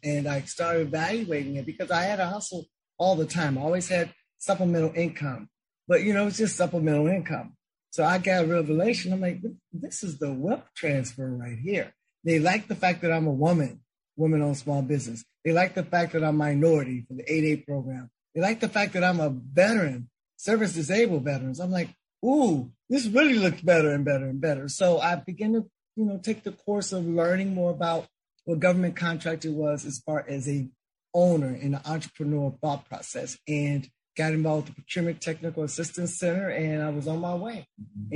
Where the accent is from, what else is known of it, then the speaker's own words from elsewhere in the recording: Chicago, Illinois, United States; growing up in Chicago